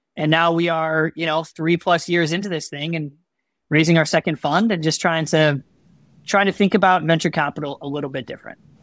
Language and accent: English; Chicago, Illinois, United States; I'm born and raised in Chicagoland.